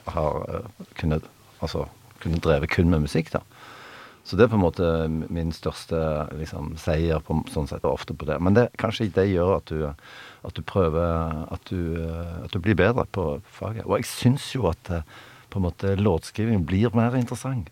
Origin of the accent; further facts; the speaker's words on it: Stavanger, Rogaland, Norway; vi kom liksom fra Stavanger